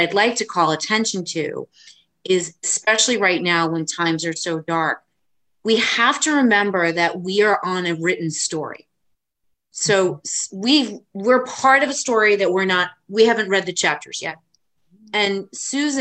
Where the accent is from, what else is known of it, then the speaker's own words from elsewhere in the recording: Bergen County, New Jersey, United States; I'm not from Monmouth County, everyone knows here that I'm from Brigham County